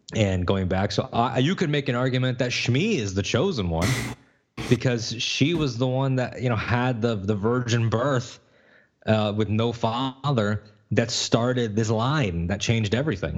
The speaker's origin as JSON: {"language": "English", "region": "Connecticut", "country": "United States", "tie": "born or raised there", "said": "I was born in Connecticut"}